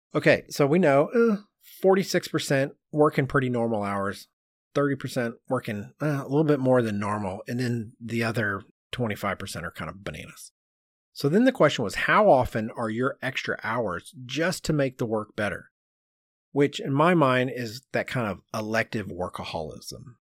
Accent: United States

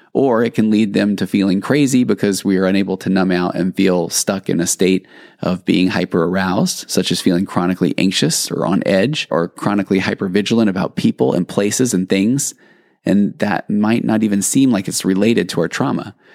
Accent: Sandy, Utah, United States; now in California, United States; growing up in Sandy, Utah

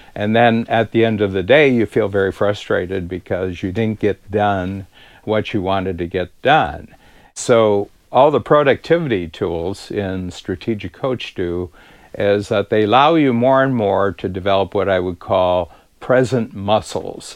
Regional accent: United States; moved away as an adult; now in Toronto, Canada; I'm an American living in Toronto since the early 1970s

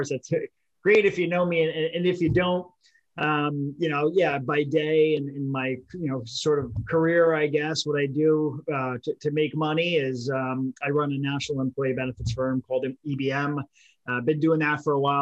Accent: Hollywood, Florida, United States; now in Connecticut, United States; We're from Connecticut, originally from Hollywood, Florida

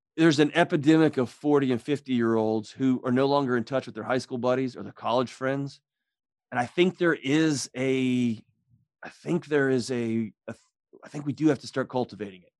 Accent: Texas, United States; I grew up in Texas

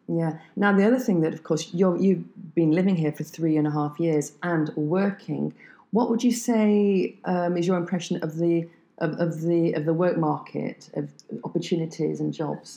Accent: France; English is a second language; we are both from France

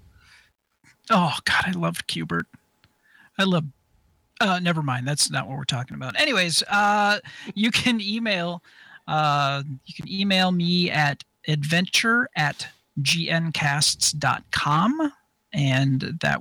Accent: Wisconsin, United States; I'm from Wisconsin

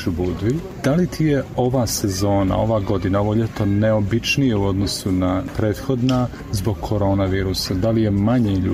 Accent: Russia; Croatian is a second language; moved away as an adult; now in Budva, Montenegro; Ja sam iz Rusije.

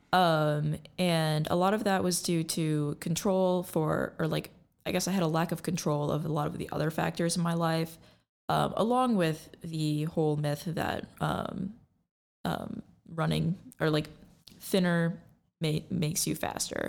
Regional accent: Lansing, Michigan, United States; I'm from the Lansing area

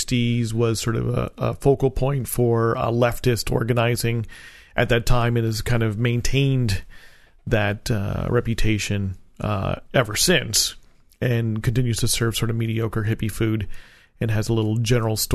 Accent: New Jersey, United States; I'm from Jersey

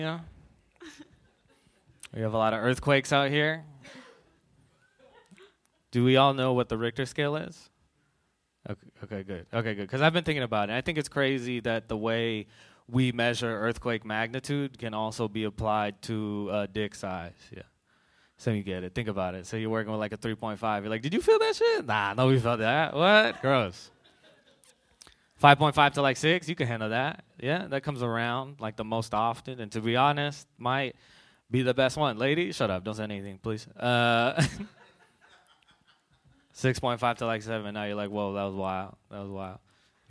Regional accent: Bay Area, California, United States; I grew up here in the Bay Area

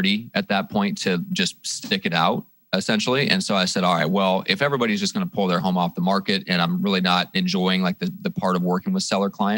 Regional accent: Midwest, United States; also born or lived in Iowa / Nebraska; now in San Diego, United States; I'm originally from the Midwest. I'm from Iowa, Nebraska

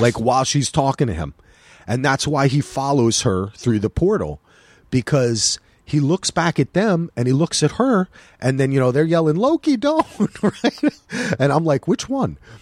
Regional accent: New Jersey, United States; now in Portland, United States; I'm from New Jersey.

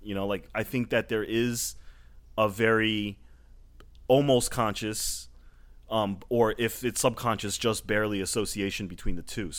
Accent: Hawaii, United States; born there; I was born in Hawaii and I watched every single episode of Hawaii Five-0.

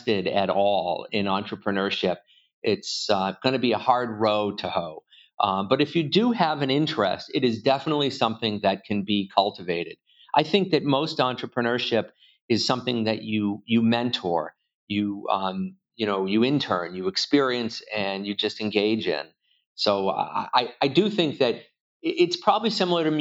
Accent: Worcester, Massachusetts, United States; also born or lived in Boston, Massachusetts; I was born in Worcester and I live just outside of Boston. So I haven't made it very far, about 40 miles in 53 years

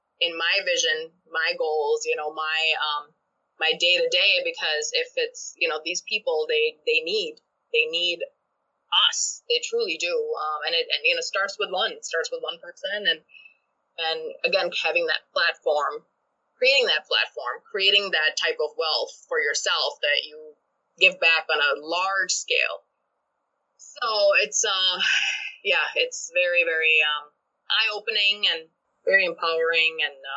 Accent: Pakistan; moved away as an adult; now in United States; I am an immigrant, and I was not born in this country. I was born back home in Pakistan.

